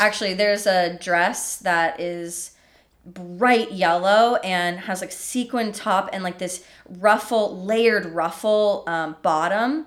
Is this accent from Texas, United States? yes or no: no; Florida, United States; moved away; I grew up in Florida, too.